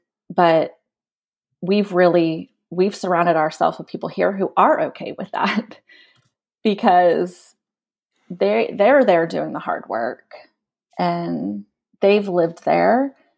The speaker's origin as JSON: {"language": "English", "country": "United States", "lives_now": "Kenya", "said": "just because we're here and we're American"}